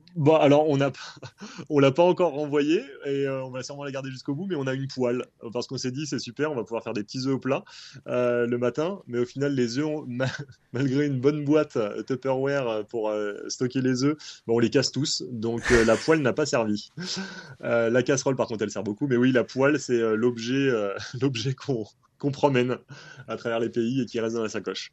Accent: France; quand on est français

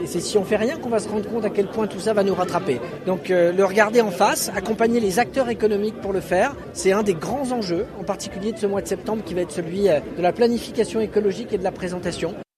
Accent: Angers, Pays de la Loire, France; je suis angevin, j'étais maire d'Angers avant de devenir ministre

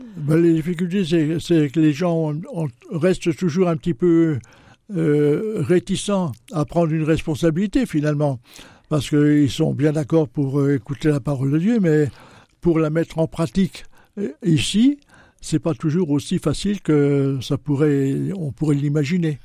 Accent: Châlons-en-Champagne, Grand Est, France; also born or lived in Latin America; je suis né à Chalon il y a déjà quelques années

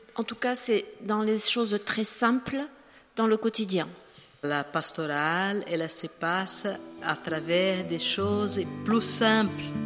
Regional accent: Brazil; French is a second language; now in Paris, France; J'appartiens à la congrégation des sœurs missionnaires de Saint Charles Borromée et Je suis brésilienne

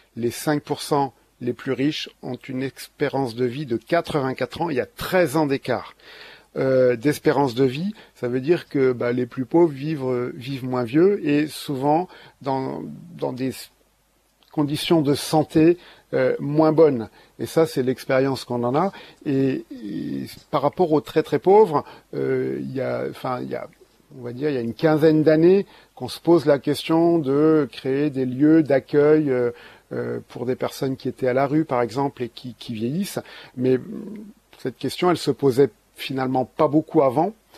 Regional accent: Ardennes, Grand Est, France; je suis aussi originaire des Ardennes

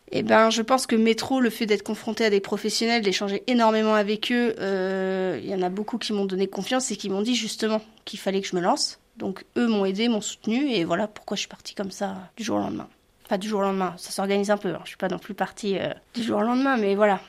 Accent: La Hague, Normandy, France; je suis une Normande fière et conquérante. J'adore ma région, la Hague

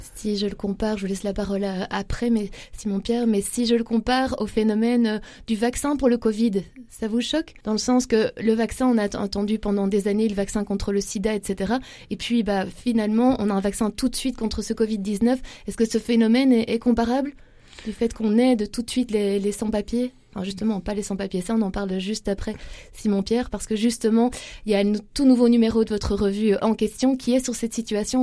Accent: Belgium; On reste chez nous en Belgique.

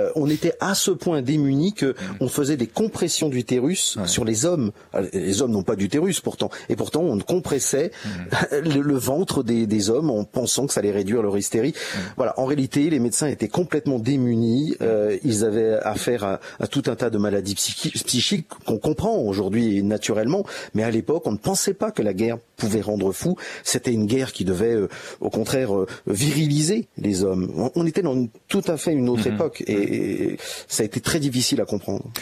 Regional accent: Meaux, Île-de-France, France; je suis né à Meaux, qui est une région qui est marquée, finalement par l'histoire

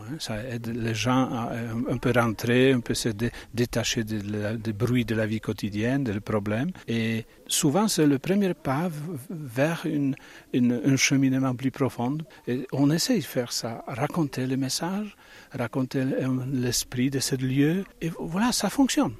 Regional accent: Bologna, Emilia-Romagna, Italy; moved away; je viens de Bologne

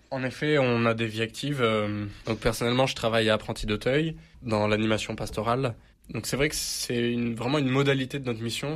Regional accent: Marseille, Provence-Alpes-Côte d'Azur, France; je suis Marseillais, et c'est vrai que je suis très fier d'être Marseillais

